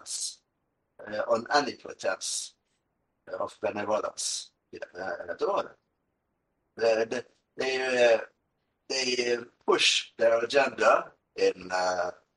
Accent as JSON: {"language": "English", "country": "Norway"}